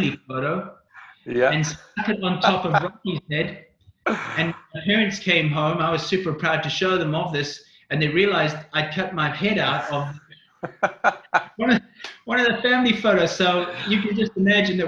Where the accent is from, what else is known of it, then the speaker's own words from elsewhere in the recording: South Africa; also born or lived in Northern Ireland; I was born in Northern Ireland. I lived there until I was 6, and then we immigrated to South Africa